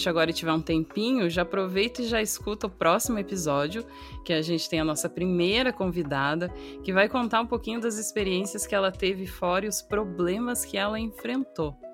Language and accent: Portuguese; South Brazil, Brazil; Eu vim do, do sul do Brasil, mas de repente eu tô junto de paulista e eu começo a falar você